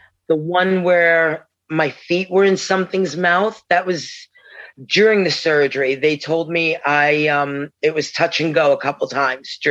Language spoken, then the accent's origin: English; New York, United States; I'm from New York.